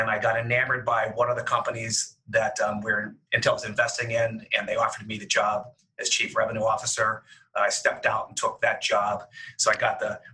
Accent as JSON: {"language": "English", "town": "Pittsburgh", "region": "Pennsylvania", "country": "United States", "tie": "born or raised there", "also_born_or_lived": "Seattle, Washington", "moved": "as an adult", "lives_now": "Cleveland, United States", "said": "I'm a native Midwestern boy. I grew up in the Pittsburgh area."}